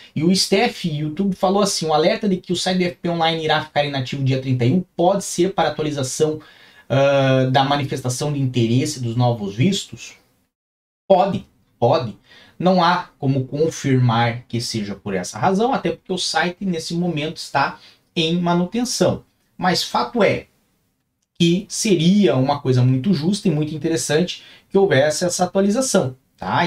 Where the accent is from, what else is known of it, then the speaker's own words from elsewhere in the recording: Brazil; now in Portugal; eu também sou brasileiro